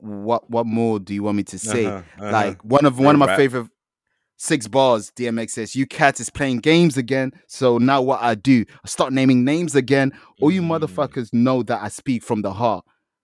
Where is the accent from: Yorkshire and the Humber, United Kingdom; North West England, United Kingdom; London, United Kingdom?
London, United Kingdom; I'm just a Londoner that loves NY rap.